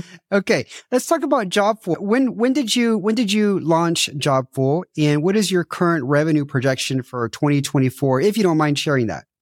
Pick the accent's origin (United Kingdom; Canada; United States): United States; moved away; I'm American, so I didn't grow up watching football